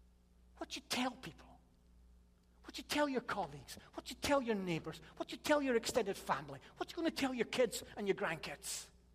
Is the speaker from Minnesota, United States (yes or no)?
no; Chicago, Illinois, United States; I'm from Chicago. Can you not tell by the accent?